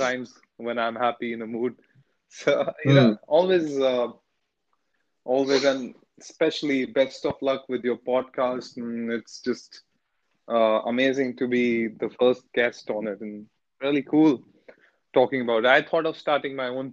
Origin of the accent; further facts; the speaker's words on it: Delhi, India; moved away; I'm from Delhi